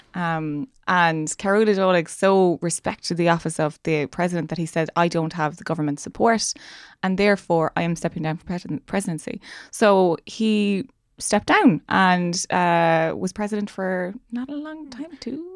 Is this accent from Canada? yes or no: no; Ireland; me being Irish